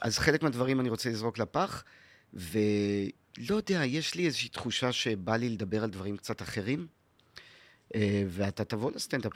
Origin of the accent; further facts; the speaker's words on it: Haifa, Haifa District, Israel; also born or lived in New York / North Carolina; איפה שאני גדלתי, בכרמל בחיפה